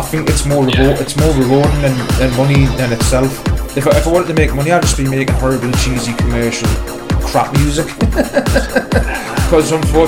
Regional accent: Newcastle upon Tyne, North East England, United Kingdom; I'm just a working class lad from Newcastle who's passionate for music.

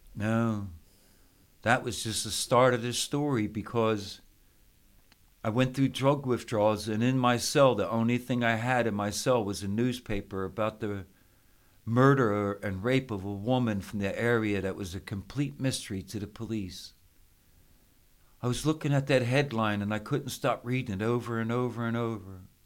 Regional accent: Philadelphia, Pennsylvania, United States; I grew up in Philadelphia, Pennsylvania

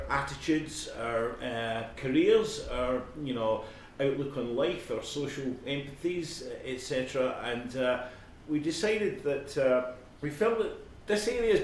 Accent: Scotland, United Kingdom; me being from Scotland.

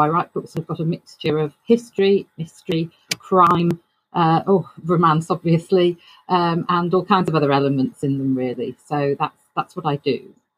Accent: United Kingdom; I'm a British author.

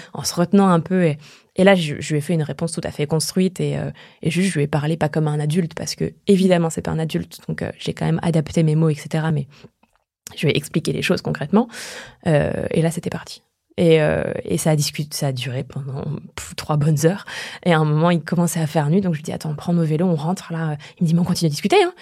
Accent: eastern France, France; moved away as an adult; je viens de ma petite contrée de l'Est que j'avais jamais quittée avant.

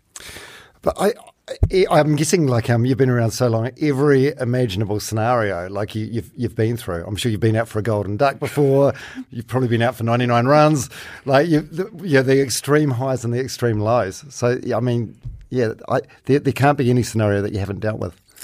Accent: Palmerston North, Manawatū-Whanganui, New Zealand; I'm from Palmerston North.

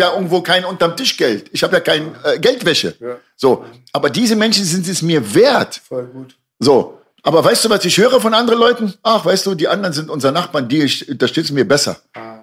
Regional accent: Germany; also born or lived in Lebanon; in mein eigenes Land bin ich nicht groß geworden. Ich bin in Deutschland groß geworden.

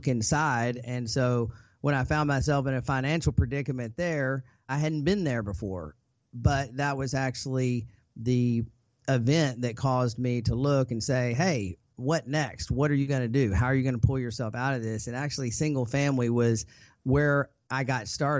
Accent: Arkansas, United States; I grew up in Arkansas to a single mom.

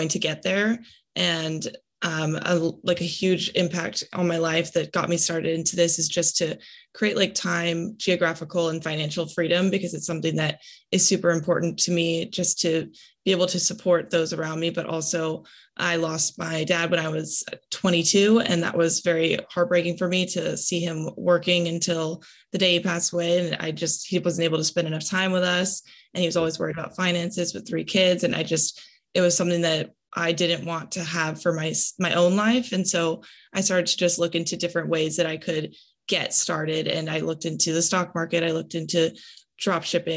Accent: Los Angeles, California, United States; I'm originally from California, Los Angeles

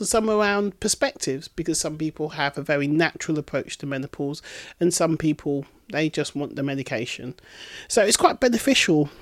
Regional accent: Bedford, East of England, United Kingdom; my hometown of Bedford

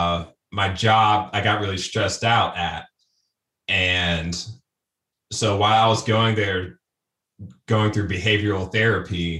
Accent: Springfield, Ohio, United States; moved away as an adult; now in Columbus, United States; I'm in Columbus, Ohio. I was born in Springfield

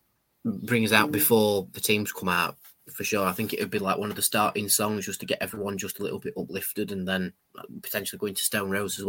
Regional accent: Rotherham, Yorkshire and the Humber, United Kingdom; we're all from Rotherham, we're all Rotherham fans

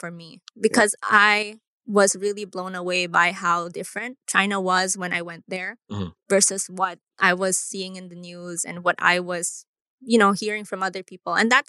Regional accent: Philippines; growing up in the Philippines

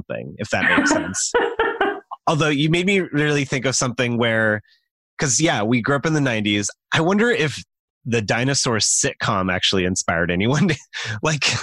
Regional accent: an hour from Los Angeles, California, United States; growing up close to the Natural History Museum in Los Angeles, just like an hour away

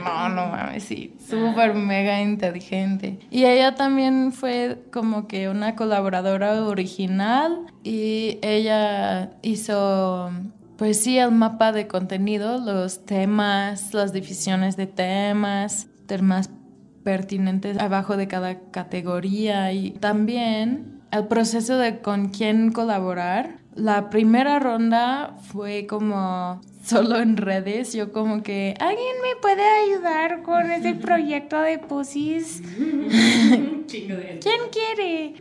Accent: United States; Spanish is a second language; now in Mexico; yo soy gringa, yo vivo aquí

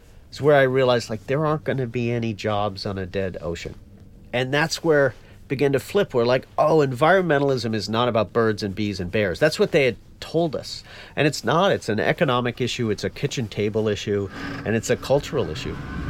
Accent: Newfoundland and Labrador, Canada; moved away; I was born and raised in Newfoundland, Canada, most eastern point in all of North America

